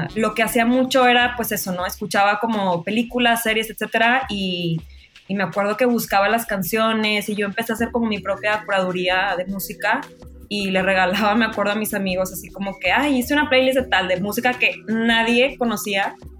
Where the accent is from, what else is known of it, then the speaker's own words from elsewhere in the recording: Monterrey, Nuevo León, Mexico; moved away as an adult; now in Mexico City, Mexico; soy de Monterrey, pero vivo en México hace, en la Ciudad de México hace dos años y medio